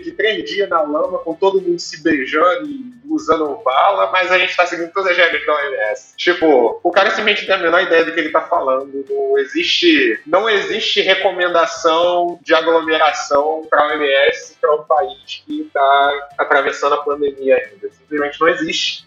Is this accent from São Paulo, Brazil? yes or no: yes; São Paulo, Brazil; moved away; eu que sou paulista